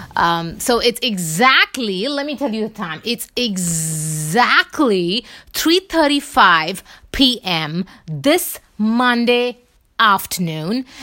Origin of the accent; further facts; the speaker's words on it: India; I'm from India